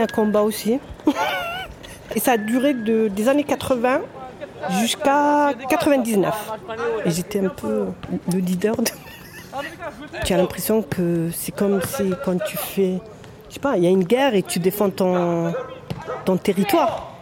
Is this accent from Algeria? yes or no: yes; Algeria; now in Marseille, France; J'ai retrouvé mon, mon grand bled et l'Algérie c'est devenu mon petit bled